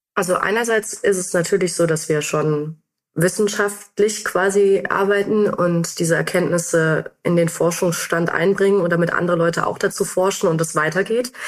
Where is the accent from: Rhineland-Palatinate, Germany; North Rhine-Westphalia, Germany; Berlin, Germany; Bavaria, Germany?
North Rhine-Westphalia, Germany; now in Frankfurt, Germany; ich bin äh, in NRW aufgewachsen